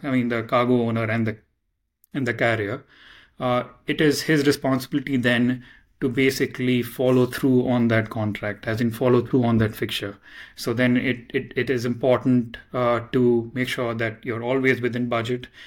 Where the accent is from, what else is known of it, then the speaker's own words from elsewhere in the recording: Mumbai, Maharashtra, India; I come from Mumbai, India